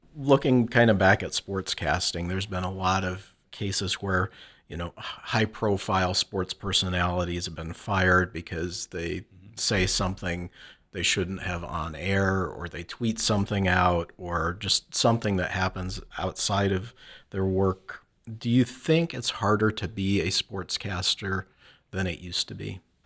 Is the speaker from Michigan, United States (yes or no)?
yes; Flint, Michigan, United States; I grew up in Flint, Michigan